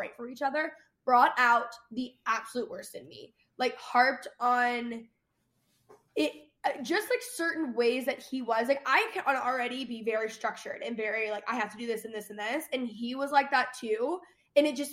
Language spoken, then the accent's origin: English; Dallas, Texas, United States; moved away as an adult; also born or lived in Los Angeles; I grew up in Dallas proper